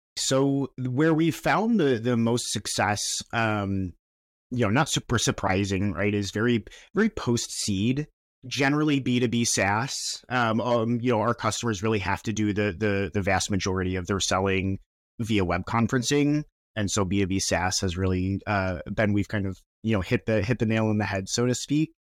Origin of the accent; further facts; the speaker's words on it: Chicago, Illinois, United States; we're from Chicago and we were, we launched in Chicago